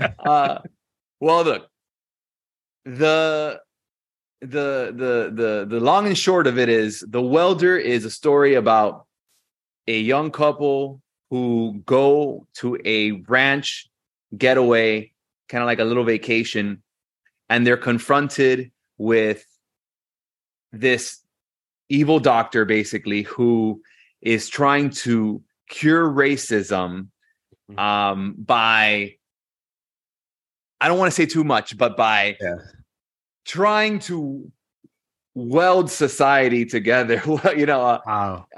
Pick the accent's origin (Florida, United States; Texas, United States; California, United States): Florida, United States; Hialeah; We are Latinos from Hialeah, which is the most Latino part of Miami